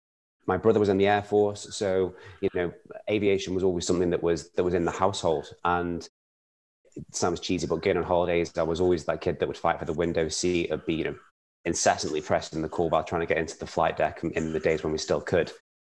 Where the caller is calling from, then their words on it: Glasgow, Scotland, United Kingdom; I'm joining you from Glasgow in Scotland.